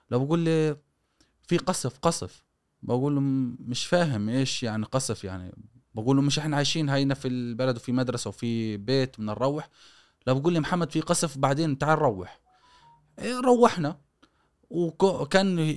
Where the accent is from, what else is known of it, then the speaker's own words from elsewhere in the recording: Gaza, Gaza Strip, Palestine; born there; ايش مفهوم انه انت من وين مش انولدت في غزه فقط يعني إيه طب اصولك من وين جايه